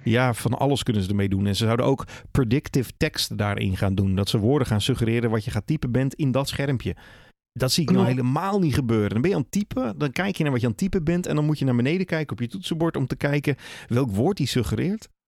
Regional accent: Netherlands; we zijn wel Nederlanders

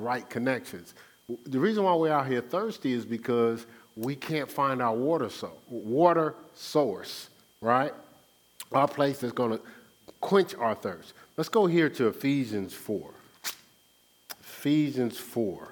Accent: Newark, New Jersey, United States; I'm from the Brick City in Newark, New Jersey

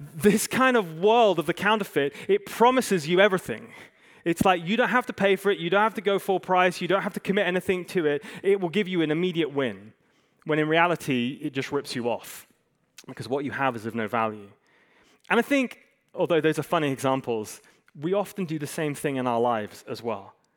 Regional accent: Hong Kong; moved away; I grew up in Hong Kong, I, I love it

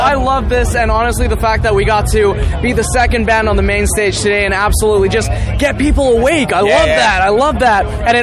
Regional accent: Finland; I'm from Finland

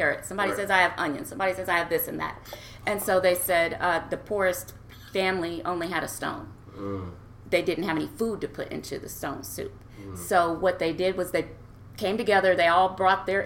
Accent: Nebraska, United States; moved away as an adult; also born or lived in Hawaii; grew up in Nebraska, born and raised in Nebraska

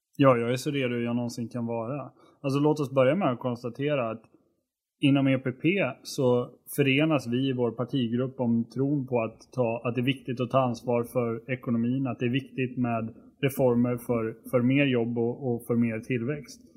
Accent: Borlänge, Dalarna County, Sweden; det län där jag kommer ifrån, nämligen Dalarna.

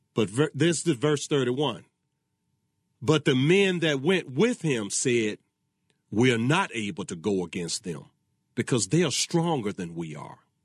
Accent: Virginia, United States; my home state of Virginia

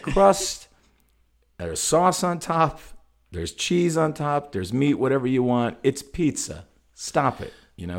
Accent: Zion, Illinois, United States; growing up in Zion, we had great fucking pizza

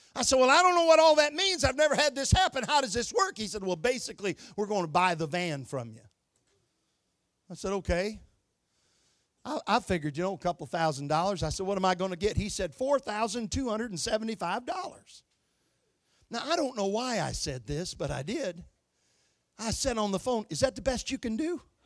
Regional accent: Michigan, United States; moved away; I was born and raised in Michigan

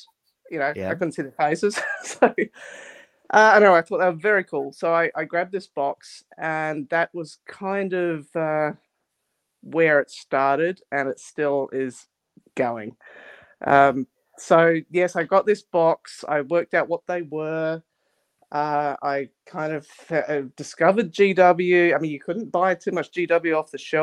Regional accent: Adelaide, South Australia, Australia; I grew up in Adelaide, South Australia

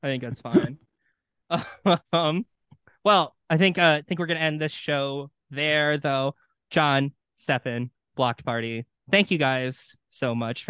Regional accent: Wisconsin, United States; accent: Wisconsin; my terrible Wisconsin accent

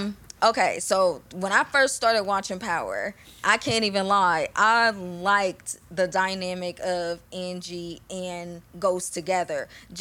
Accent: Columbus, Ohio, United States; I'm from Columbus

